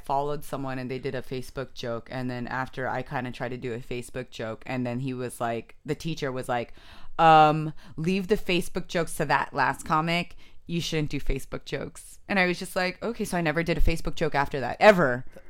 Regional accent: San Jose, California, United States; also born or lived in Japan; Raised in San Jose, but I was born in Japan. But I'm not Japanese.

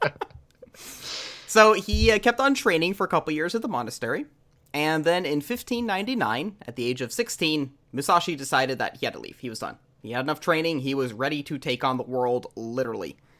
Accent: Texas, United States; I am born and raised in Texas

